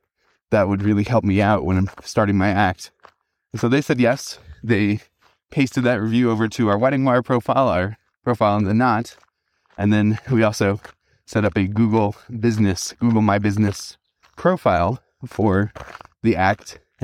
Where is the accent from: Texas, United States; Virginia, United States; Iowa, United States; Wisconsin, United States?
Wisconsin, United States; However, I did leverage the fact that I came from Wisconsin, and in Wisconsin, here are all the reviews that I personally got for my services.